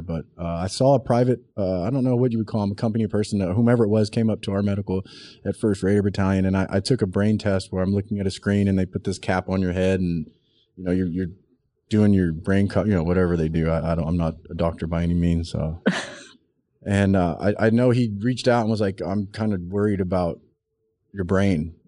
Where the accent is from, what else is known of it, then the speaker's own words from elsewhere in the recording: South Texas, United States; I grew up in South Texas